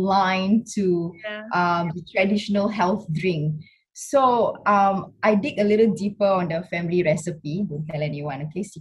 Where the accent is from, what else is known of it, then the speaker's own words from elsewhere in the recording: Singapore; I was born and brought up in Singapore